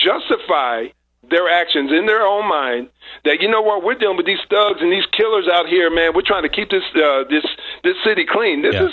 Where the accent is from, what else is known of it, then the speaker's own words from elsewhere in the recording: New Jersey, United States; I'm born and raised in New Jersey, right outside of New York. A rock's throw away from New York.